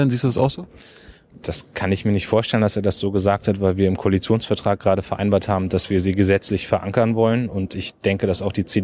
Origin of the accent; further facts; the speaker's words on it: Germany; Also wir dürfen als Deutsche nicht zulassen, dass äh, unsere Bürgerinnen und Bürger ausspioniert werden auf deutschem